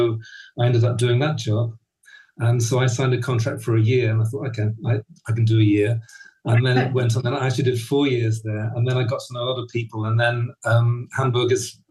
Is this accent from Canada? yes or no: no; Birmingham, West Midlands, United Kingdom; also born or lived in Johannesburg, South Africa; most of my growing up time in or close to Birmingham, the middle of England